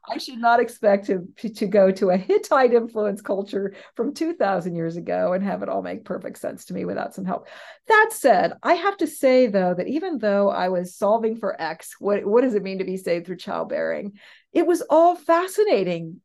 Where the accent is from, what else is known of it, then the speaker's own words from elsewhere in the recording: West Coast, United States; I'm from the West Coast